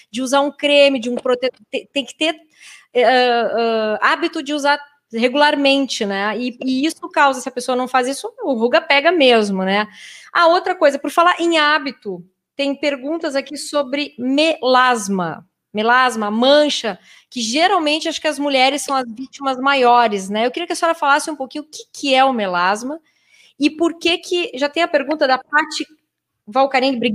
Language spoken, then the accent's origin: Portuguese; Pelotas, Rio Grande do Sul, Brazil; eu queria saber, pois tenho a pele branquinha uh, e sou de Pelotas, moro no interior.